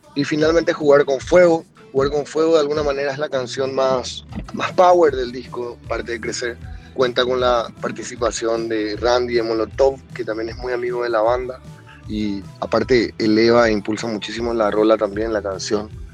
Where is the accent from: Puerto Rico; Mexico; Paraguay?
Paraguay; de los Cachiporros de Paraguay